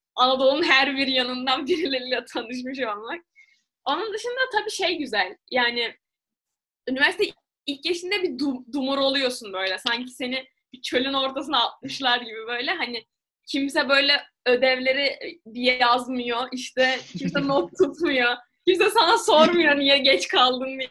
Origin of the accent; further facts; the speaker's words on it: Turkey; evet Türk'üm